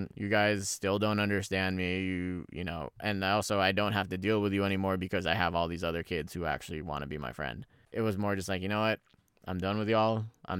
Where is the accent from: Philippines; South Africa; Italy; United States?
Philippines; born there; even though they were born in the Philippines and, you know, born and raised in the Philippines and everything like that, you know, they got married there, they had me there